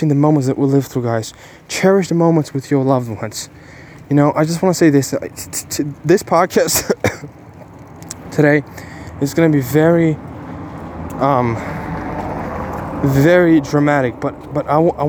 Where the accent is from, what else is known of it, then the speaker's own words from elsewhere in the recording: Ukraine; English is a second language; now in Bulgaria; I was born in Ukraine